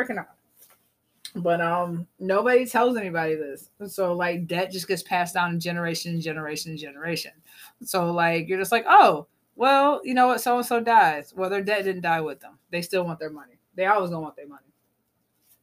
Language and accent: English; South Carolina, United States; I grew up in South Carolina.